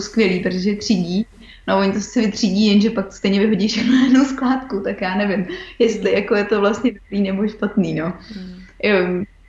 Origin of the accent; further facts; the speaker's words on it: České Budějovice, South Bohemian Region, Czechia; moved away as an adult; also born or lived in Australia; jsme jako z Budějovic